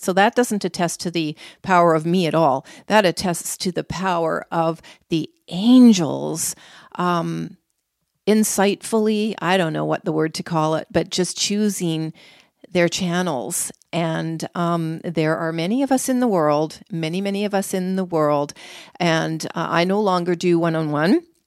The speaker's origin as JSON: {"language": "English", "country": "Canada", "said": "I'm from Canada"}